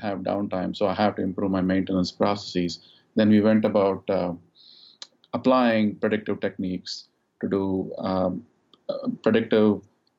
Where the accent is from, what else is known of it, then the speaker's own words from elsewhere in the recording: India; moved away as an adult; also born or lived in United States; now in Dallas, United States; I grew up in India, and I came to the United States 21 years ago to do my master's in electrical engineering.